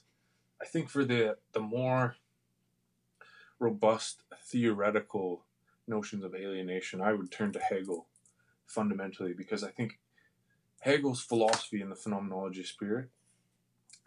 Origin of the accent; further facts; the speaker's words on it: Canada; as Canadian citizens